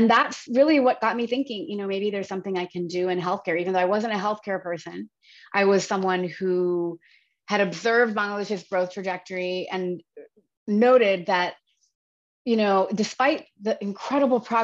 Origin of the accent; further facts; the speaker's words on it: Virginia, United States; moved away; I was born and raised in the United States. I grew up in Virginia